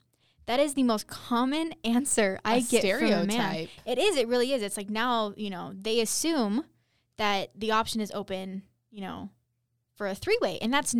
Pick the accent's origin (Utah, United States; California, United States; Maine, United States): Utah, United States; You know, growing up in Utah and even, you know, in places where, you know, the Mormon culture is more prevalent